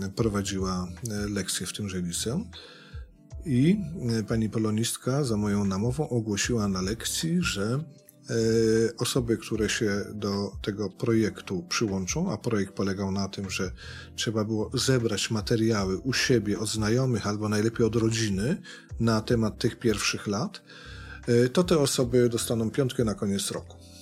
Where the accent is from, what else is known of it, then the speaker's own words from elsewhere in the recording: Sudetes, Poland; u nas w Sudetach